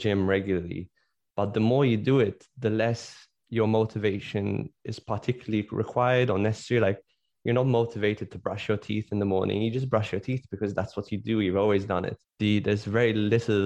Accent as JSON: {"language": "English", "country": "Malta", "said": "I come from Malta, which is a country"}